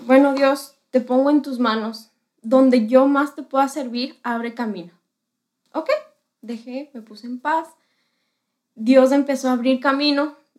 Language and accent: Spanish; Quito, Pichincha, Ecuador; soy de Quito, Ecuador.